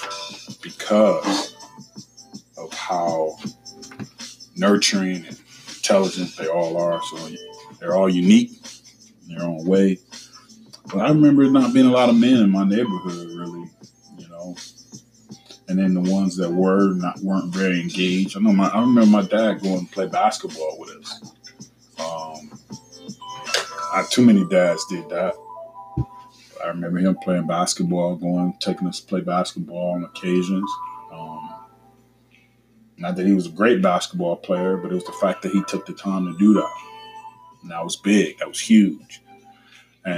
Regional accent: Cleveland, Ohio, United States; I remember growing up in Cleveland, on the east side of Cleveland

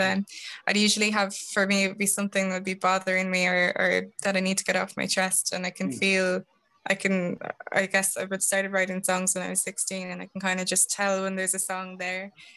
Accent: Tullamore, County Offaly, Ireland; moved away as an adult; also born or lived in Dublin; I'm from Tullamore in Offaly

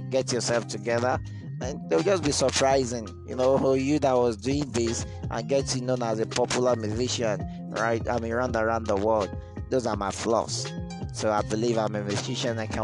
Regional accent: Ilorin, Kwara, Nigeria; I'm from Ilorin, an indigenous of Agbaji to be precise. That's where I'm from.

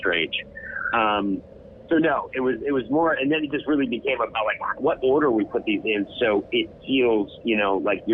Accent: New York, United States; I'm a New Yorker

